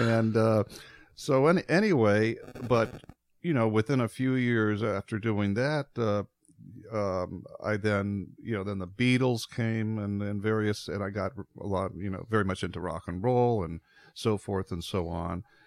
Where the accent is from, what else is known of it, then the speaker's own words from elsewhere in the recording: Midwest, United States; I grew up in the Midwest